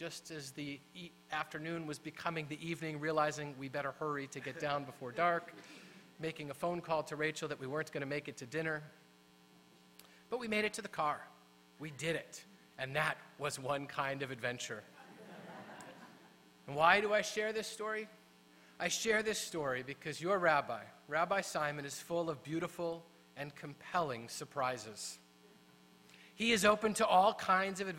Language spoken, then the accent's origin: English; Midwest, United States; I was from the Midwest